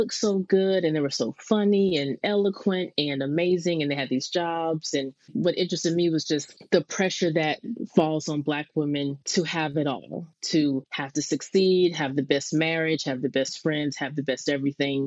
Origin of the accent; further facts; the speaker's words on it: Stone Mountain, Georgia, United States; moved away; also born or lived in Lithonia, Georgia / Boston; I'm born and raised in Stone Mountain / Lithonia, Georgia, kind of split growing up between those two towns right outside of Atlanta